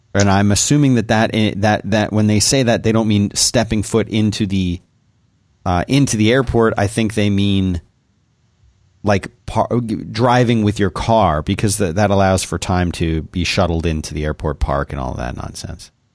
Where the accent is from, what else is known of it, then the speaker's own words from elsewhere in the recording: Texas, United States; us Texans